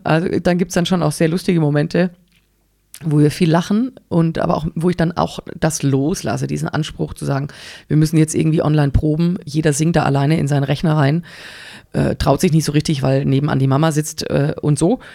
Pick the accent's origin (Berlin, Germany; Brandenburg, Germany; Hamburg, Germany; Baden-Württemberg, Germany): Baden-Württemberg, Germany; Engelsbrand; also born or lived in Pforzheim / Stuttgart; Ich bin ähm, in Engelsbrand aufgewachsen, da wohnt meine Mutter bis heute